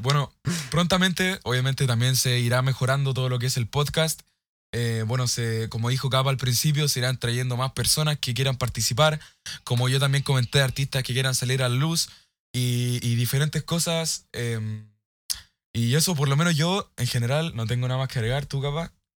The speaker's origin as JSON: {"language": "Spanish", "country": "Chile", "said": "soy de Chile."}